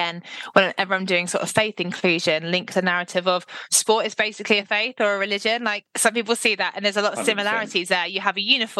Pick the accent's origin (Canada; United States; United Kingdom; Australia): United Kingdom; Devon, South West England; I'm literally from Devon